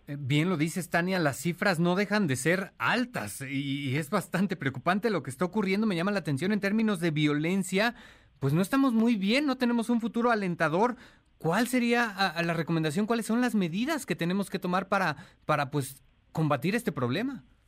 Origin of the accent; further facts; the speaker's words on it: Mexico; nuestro país